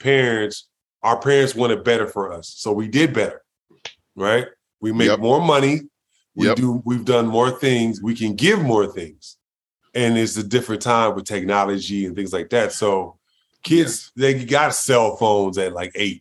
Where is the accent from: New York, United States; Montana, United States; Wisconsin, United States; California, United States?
California, United States; Los Angeles; I grew up in South Central L.A., you know, when it was the murder capital of the world at the time